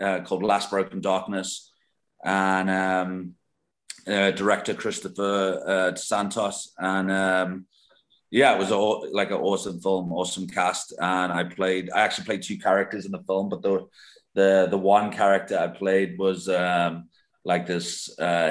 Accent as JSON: {"language": "English", "town": "Liverpool", "region": "North West England", "country": "United Kingdom", "moved": "yes", "said": "I'm originally from Liverpool"}